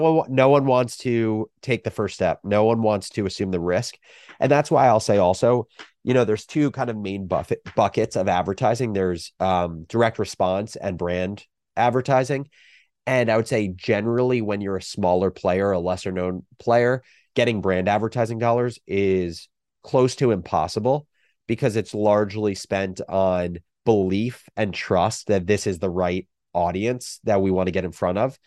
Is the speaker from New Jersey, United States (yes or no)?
yes; New Jersey, United States; moved away as an adult; also born or lived in Michigan; growing up in New Jersey